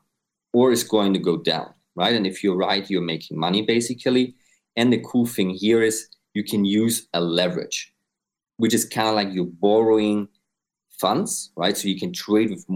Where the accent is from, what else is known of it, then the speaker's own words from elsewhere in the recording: Austria; now in Dubai, United Arab Emirates; I'm based in Dubai. I'm originally from Austria.